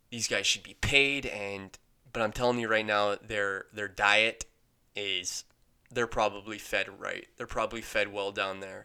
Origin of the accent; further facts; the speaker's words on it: London, Ontario, Canada; I grew up in London